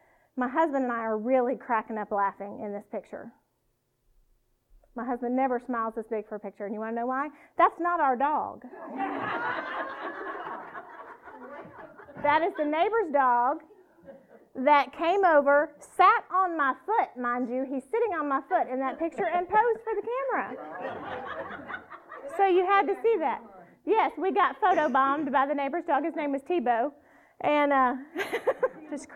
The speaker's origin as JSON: {"language": "English", "region": "South Louisiana", "country": "United States", "accent": "twang", "moved": "yes", "said": "I am from South Louisiana, so my twang really comes out when I come down south"}